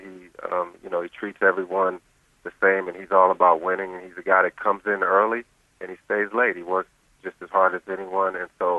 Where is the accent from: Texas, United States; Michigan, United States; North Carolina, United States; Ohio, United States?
North Carolina, United States; Charlotte; I grew up here in North Carolina.